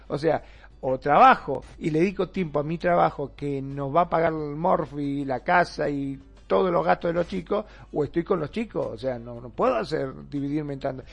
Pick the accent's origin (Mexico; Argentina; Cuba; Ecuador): Argentina; aquí en, Argentina, en mi país